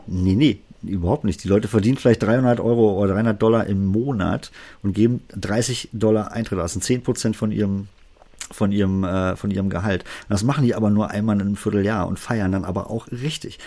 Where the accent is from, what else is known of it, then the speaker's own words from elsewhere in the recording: Berlin, Germany; accent: Berliner Dialekt; meinen Berliner Dialekt